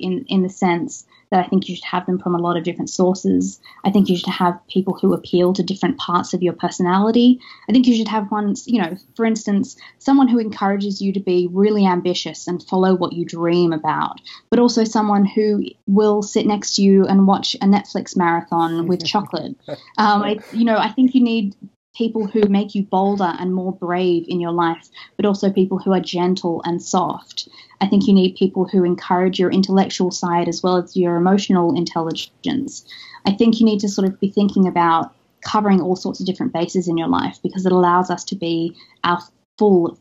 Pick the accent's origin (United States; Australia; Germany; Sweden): Australia; moved away; me being Australian originally